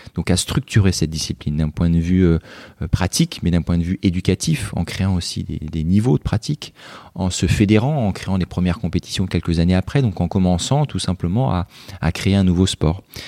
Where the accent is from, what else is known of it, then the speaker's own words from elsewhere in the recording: Joué-lès-Tours, Centre-Val de Loire, France; moved away as an adult; now in Marseille, France; je suis un Tourangeau exilé dans la cité phocéenne